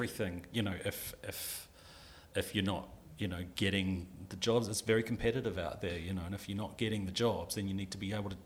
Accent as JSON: {"language": "English", "country": "New Zealand", "moved": "as an adult", "lives_now": "United Kingdom", "said": "I'm from New Zealand. I went to film school in New Zealand."}